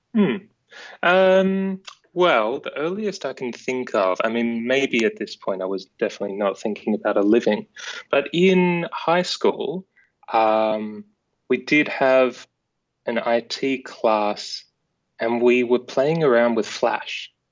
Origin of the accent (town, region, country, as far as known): Aireys Inlet, Victoria, Australia; born or raised there